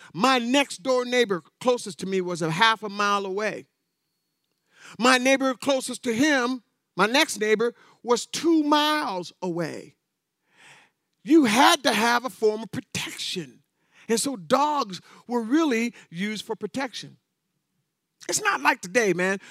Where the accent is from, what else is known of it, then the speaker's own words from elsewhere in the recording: North Pole, Alaska, United States; I was raised in North Pole, Alaska